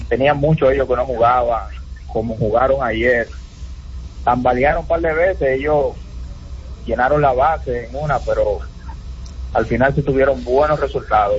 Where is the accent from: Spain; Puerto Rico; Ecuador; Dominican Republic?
Dominican Republic; Yo soy dominicano